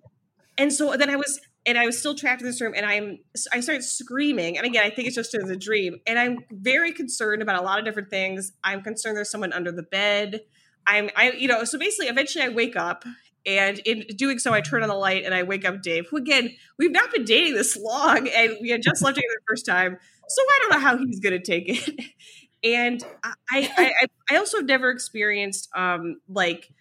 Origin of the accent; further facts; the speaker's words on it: Ohio, United States; moved away; also born or lived in New York; I'm from Ohio